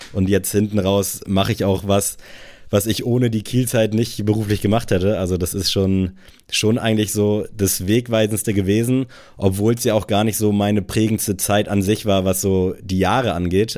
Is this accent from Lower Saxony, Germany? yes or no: yes; Buxtehude, Lower Saxony, Germany; moved away as an adult; also born or lived in Kiel; diese Base in Buxtehude